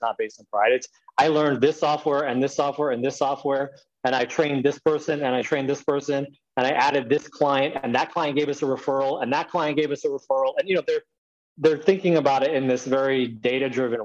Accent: United States; here I'm American. I speak English

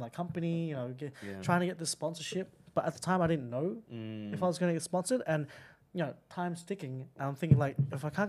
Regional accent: Australia; now in London, United Kingdom; So what I was going to say with London is it's a great spot for people to meet each other because as Aussie expats or Aussie tourists or whatnot

